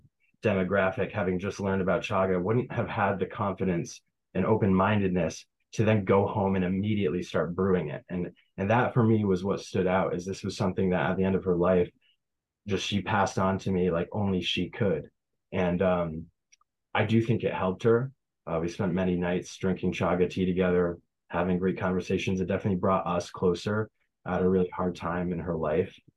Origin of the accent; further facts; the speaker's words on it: Tupper Lake, New York, United States; building my business in Tupper Lake in my hometown